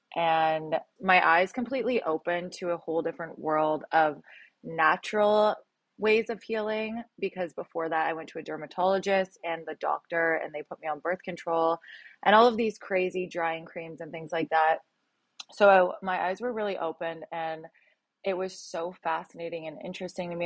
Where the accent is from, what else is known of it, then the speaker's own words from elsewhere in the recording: a little town outside of Toronto, Ontario, Canada; moved away as an adult; now in Los Angeles, United States; I'm from a little town outside of Toronto, but I lived in Toronto for seven years